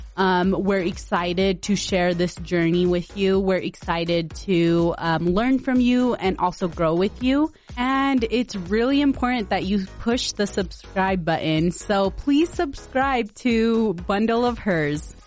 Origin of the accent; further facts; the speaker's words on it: West Valley City, Utah, United States; also born or lived in Punjab, India; I grew up in West Valley City, Utah